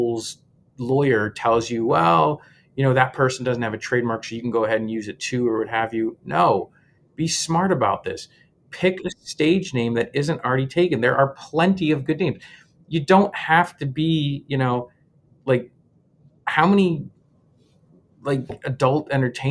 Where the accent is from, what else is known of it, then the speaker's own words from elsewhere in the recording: Montreal, Quebec, Canada; I'm actually was born in Montreal. I'm Canadian myself